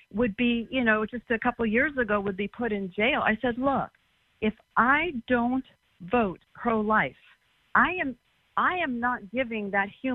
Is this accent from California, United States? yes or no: yes; Southern California, United States; I was brought up in Southern California, land of laying on the beach in bikinis, and I was brought up in the 60s